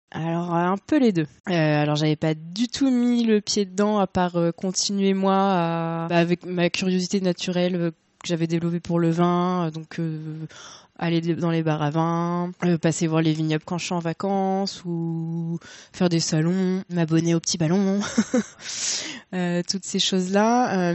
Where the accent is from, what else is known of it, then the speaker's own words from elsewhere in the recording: Le Havre, Normandy, France; moved away as an adult; now in Paris, France; ça fait plus de dix ans que j'habite à Paris. bon, je suis originaire du Havre à la base.